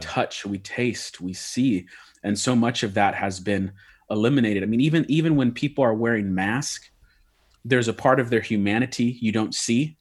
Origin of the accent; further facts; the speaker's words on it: United States; I'm an American through and through